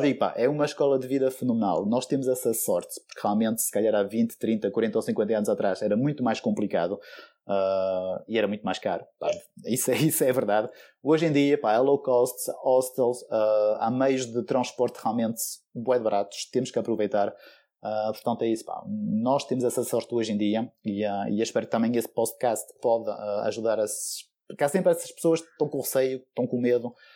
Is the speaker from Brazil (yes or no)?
no; France; moved away as an adult; now in Guimarães, Portugal; eu nasci em França